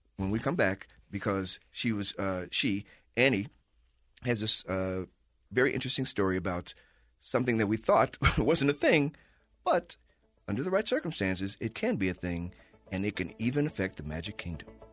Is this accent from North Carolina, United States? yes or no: no; Chicago, Illinois, United States; now in Salt Lake City, United States; I'm from Chicago